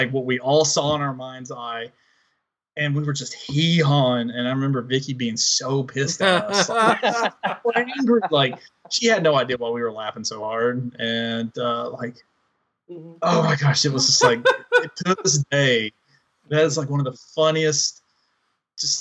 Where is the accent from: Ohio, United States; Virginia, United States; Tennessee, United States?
Tennessee, United States; Northeast; moved away; we're all from Northeast Tennessee